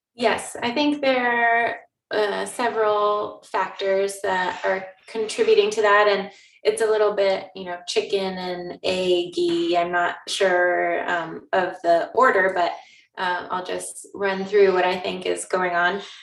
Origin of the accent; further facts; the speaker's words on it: Newberg, Oregon, United States; i grew up in Oregon, um, in the Willamette Valley